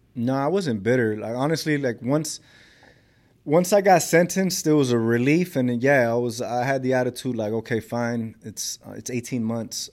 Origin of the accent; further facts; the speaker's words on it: Los Angeles, California, United States; I grew up in South Central Los Angeles.